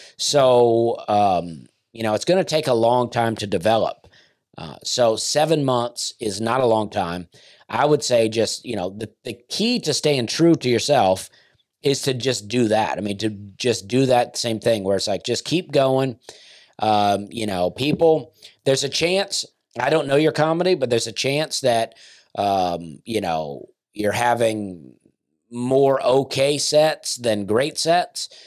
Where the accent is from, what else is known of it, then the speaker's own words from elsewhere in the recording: the South, United States; as a Southerner myself